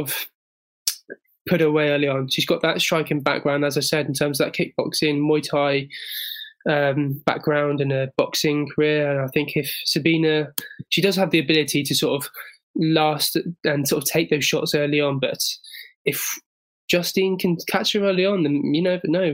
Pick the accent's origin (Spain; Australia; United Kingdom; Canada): United Kingdom; England; as an Englishman